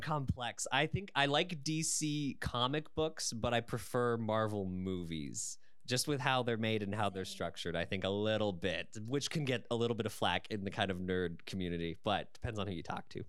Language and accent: English; London, Ontario, Canada; I was born and raised in London